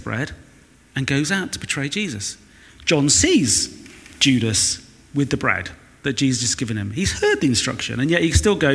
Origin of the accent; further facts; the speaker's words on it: Weston-super-Mare, South West England, United Kingdom; moved away; from Weston-super-Mare